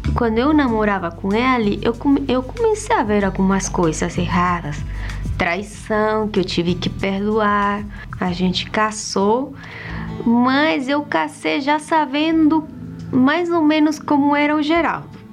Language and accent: Portuguese; Bolivia; eu sou da Bolívia